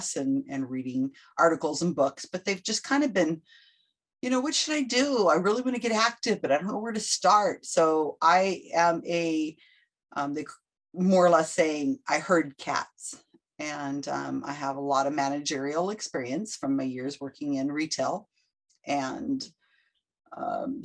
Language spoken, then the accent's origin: English; Salinas, California, United States; I am born and raised in Salinas, California. Still live here